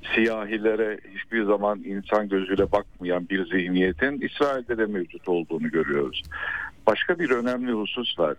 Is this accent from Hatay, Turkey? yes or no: yes; Hatay, Turkey; ben aslen Hataylı